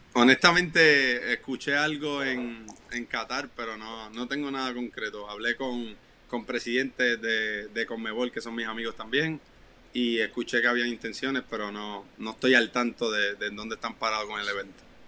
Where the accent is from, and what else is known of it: Puerto Rico